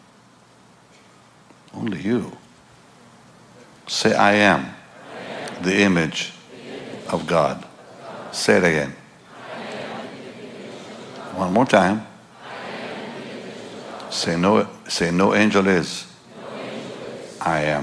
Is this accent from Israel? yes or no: yes; Jaffa, Tel Aviv District, Israel; I'm from there, you know. I'm from that part of the world. I'm from Jaffa. I'm from Israel.